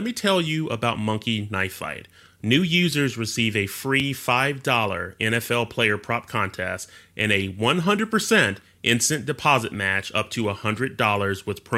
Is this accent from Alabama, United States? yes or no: yes; Alabama, United States; also born or lived in Louisiana; now in Texas, United States; growing up in Alabama and then in Louisiana